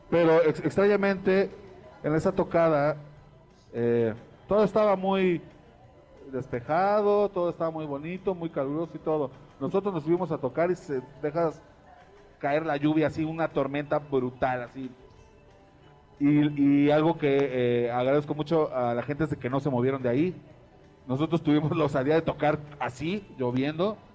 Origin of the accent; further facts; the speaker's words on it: Mexico; algo que nos da identidad como mexicanos